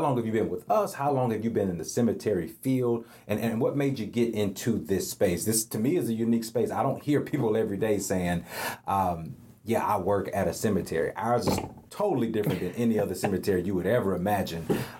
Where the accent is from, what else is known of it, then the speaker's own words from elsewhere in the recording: the South, United States; for a guy like myself growing up in the South